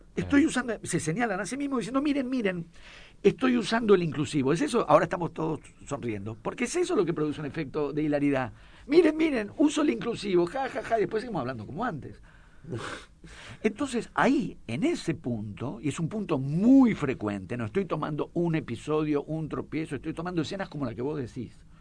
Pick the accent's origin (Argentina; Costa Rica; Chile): Argentina; Buenos Aires; yo soy porteño